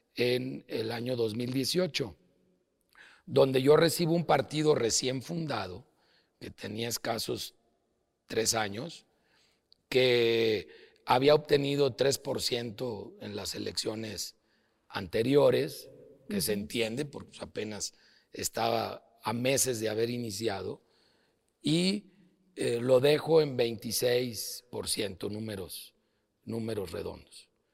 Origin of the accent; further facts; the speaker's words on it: León, Guanajuato, Mexico; also born or lived in Los Angeles, California; aunque yo nací en Los Ángeles, California, y no tengo doble nacionalidad, eh, llegué a, León a los tres meses de, edad y ahí he hecho toda mi vida